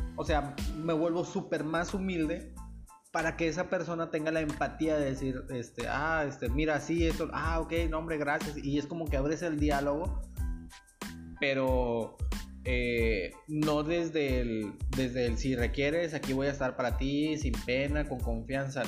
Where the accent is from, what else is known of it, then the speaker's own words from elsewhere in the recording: Nuevo Laredo, Tamaulipas, Mexico; yo soy de Nuevo Laredo